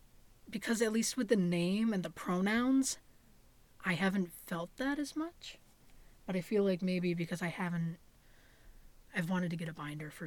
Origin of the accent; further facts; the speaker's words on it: Hudson Falls, New York, United States; I was born in Glens Falls, New York, into a family of five, now eight, and raised in Hudson Falls